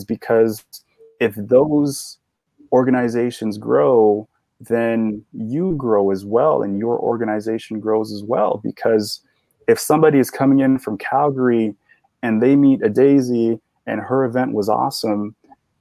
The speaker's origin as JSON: {"language": "English", "country": "Sierra Leone", "tie": "born or raised there", "moved": "yes", "lives_now": "New York, United States", "said": "So I was born in Sierra Leone, West Africa"}